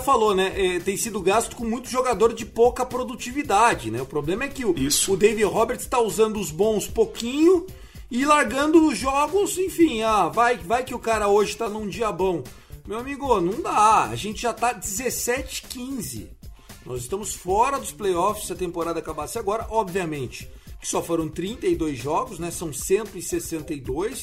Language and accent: Portuguese; São Paulo, Brazil; eu como paulista